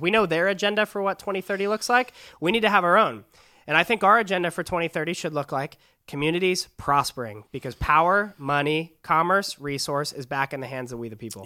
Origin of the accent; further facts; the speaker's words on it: San Diego, California, United States; I'm from San Diego, California, just down the road.